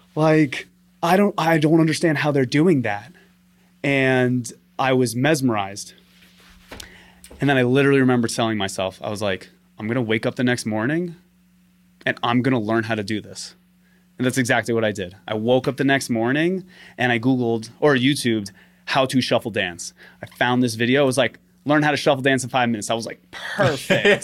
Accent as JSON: {"language": "English", "town": "New York City", "region": "New York", "country": "United States", "tie": "born or raised there", "also_born_or_lived": "London", "said": "I'm from Staten Island, Staten Island, New York. Always lived there, born and raised"}